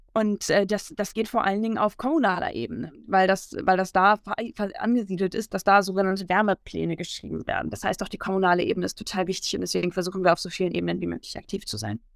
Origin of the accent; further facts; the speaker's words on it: Bremen, Germany; Ich komme aus der Stadt Bremen